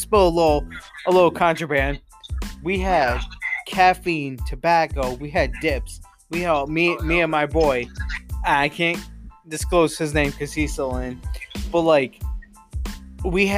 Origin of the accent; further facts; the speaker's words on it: Johnstown, New York, United States; I come from, and I'll quote unquote this, Johnstown, or I'd say upstate New York.